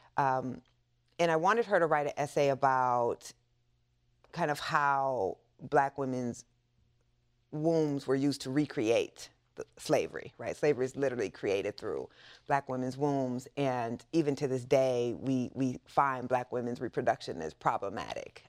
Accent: Waterloo, Iowa, United States; I grew up in the Midwest in a small town, uh, called Waterloo, Iowa.

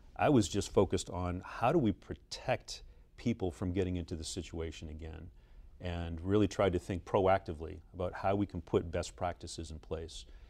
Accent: Boston, Massachusetts, United States; Grew up in Boston

